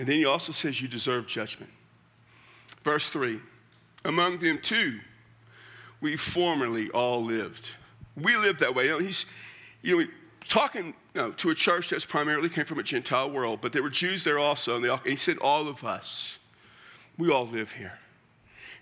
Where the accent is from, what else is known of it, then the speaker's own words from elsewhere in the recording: Central South Texas, United States; moved away; I come from Central South Texas